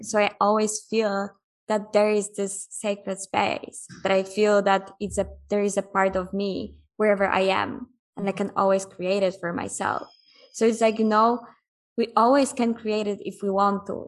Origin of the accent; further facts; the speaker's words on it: Poland; moved away as an adult; I'm from Poland. Right now, I'm in Mexico. I've been traveling already for almost six years.